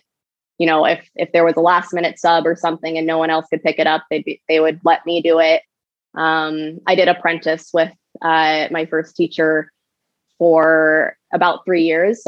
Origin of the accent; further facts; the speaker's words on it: Bonanza, Oregon, United States; also born or lived in Laramie, Wyoming; now in Portland, United States; me growing up in Klamath Falls